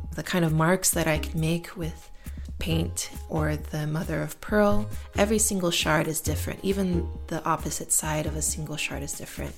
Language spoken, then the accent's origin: English; Marietta, Georgia, United States; also born or lived in Atlanta; I was born in Atlanta and grew up in Marietta